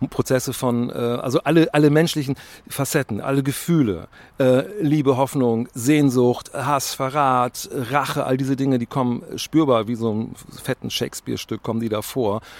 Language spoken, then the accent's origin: German; Bremen, Germany; ich bin als Bremer immer wieder sehr überrascht